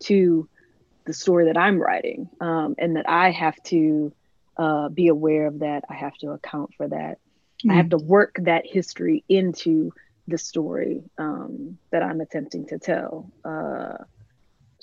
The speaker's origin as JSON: {"language": "English", "town": "DeLisle", "region": "Mississippi", "country": "United States", "tie": "born or raised there", "said": "my hometown, DeLille"}